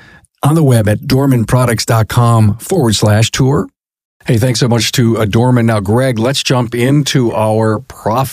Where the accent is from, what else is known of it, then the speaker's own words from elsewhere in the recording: Buffalo, New York, United States; that's my hometown